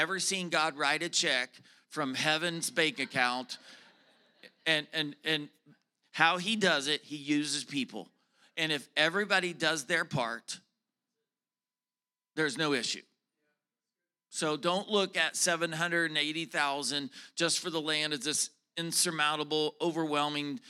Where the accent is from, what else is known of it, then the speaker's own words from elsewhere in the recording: the South, United States; I am from the South, okay? I am a Southern preacher